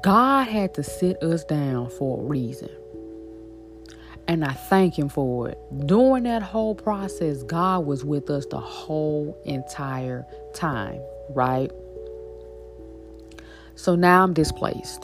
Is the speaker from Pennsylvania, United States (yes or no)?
no; Shreveport, Louisiana, United States; now in New Orleans, United States; that's my hometown. That's where I'm born and raised. That's where I'm from.